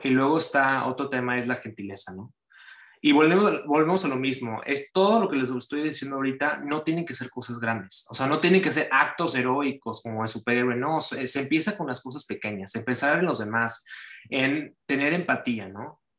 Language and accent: Spanish; Cancún, Quintana Roo, Mexico; now in United States; yo soy originario de Cancún, México, y pues ya tengo yo bastante tiempo viviendo, pues ahorita yo vivo ya de planta en Estados Unidos